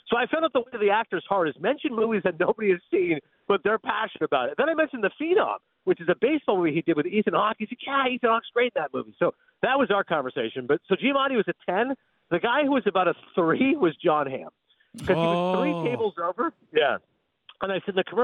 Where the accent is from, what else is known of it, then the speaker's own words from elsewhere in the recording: Kingston, Ontario, Canada; also born or lived in Toronto; I'm from Toronto. Grew up in Kingston.